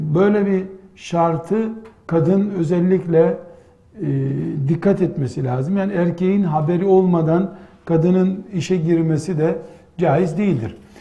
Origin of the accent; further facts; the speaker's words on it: Black Sea Region, Turkey; bizim yine Karadeniz deyimiyle